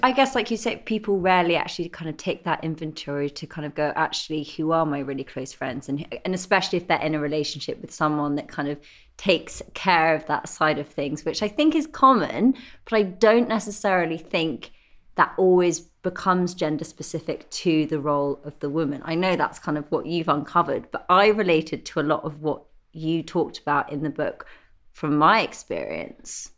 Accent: Isle of Wight, South East England, United Kingdom; Max and I grew up together in the Isle of Wight

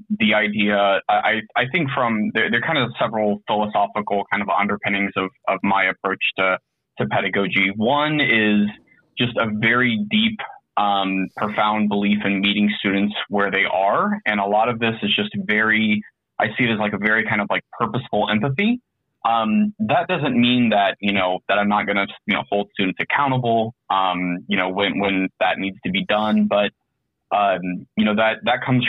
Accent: Indianapolis, Indiana, United States; I'm an educator from Indianapolis, Indiana

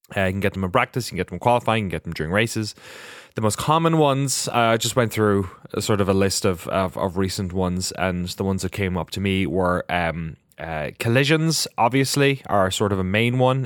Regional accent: Ireland; we're very spooky, mythical pe-, people as Irish

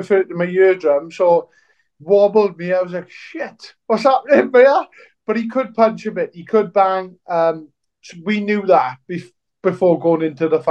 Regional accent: Welsh, Wales, United Kingdom; me being Welsh

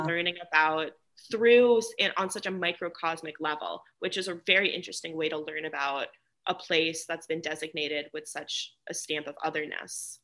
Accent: New York, United States; I grew up in New York, and like my mom grew up in New York

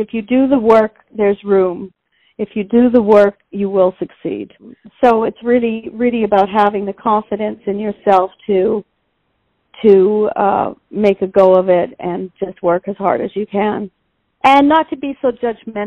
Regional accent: Vancouver, British Columbia, Canada; moved away as an adult; also born or lived in Toronto; I grew up in Vancouver, British Columbia

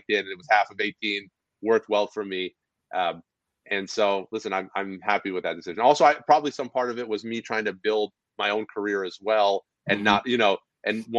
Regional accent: outside of New York City, United States; also born or lived in Madison Square Garden; I was born outside of New York City

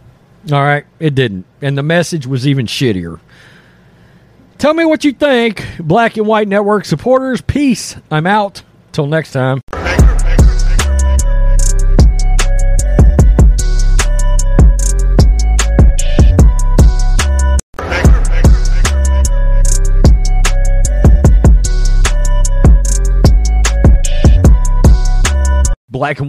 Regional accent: Texas, United States; as a Texan

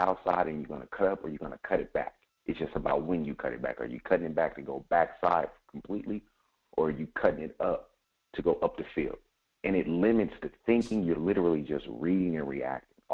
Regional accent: Las Vegas, Nevada, United States; I'm from Vegas.

